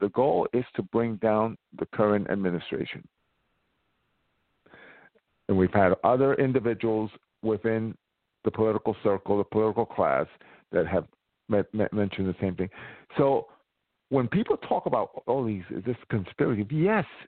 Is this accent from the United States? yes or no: yes; New York City, New York, United States; my hometown